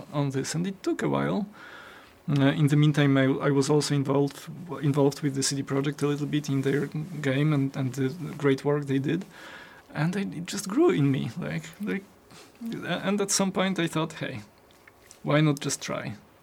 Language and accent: English; Poland; I was born in Poland and I was growing up in Poland